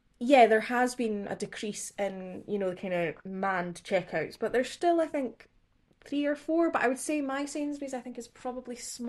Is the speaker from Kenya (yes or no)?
no; Scotland, United Kingdom; accent: Scottish (posh Edinburgh); my Scottish accent